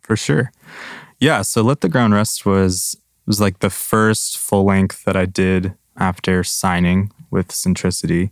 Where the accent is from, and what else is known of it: Grand Rapids, Michigan, United States; born or raised there; moved away as an adult; now in Nashville, United States